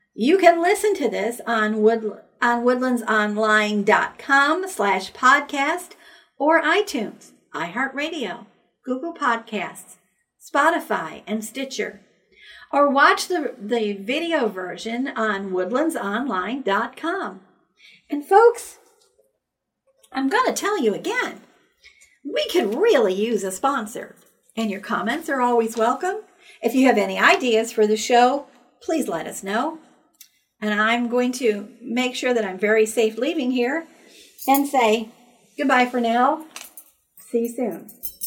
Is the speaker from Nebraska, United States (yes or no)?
no; Buffalo, New York, United States; now in Texas, United States; I'm originally from Buffalo, New York